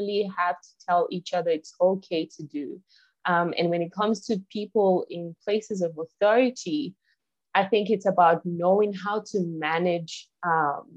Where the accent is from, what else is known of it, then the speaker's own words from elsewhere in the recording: Nigeria; moved away as an adult; now in South Africa; So I am from Nigeria, but I'm currently based in South Africa. I've been here for almost 8 years now